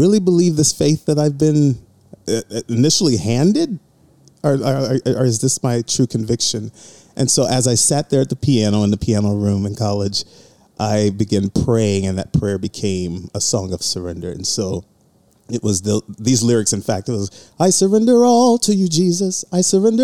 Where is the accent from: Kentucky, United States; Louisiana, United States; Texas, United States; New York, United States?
Louisiana, United States; Lake Charles; also born or lived in Birmingham, Alabama; I was born in Birmingham, Alabama, grew up in Lake Charles, Louisiana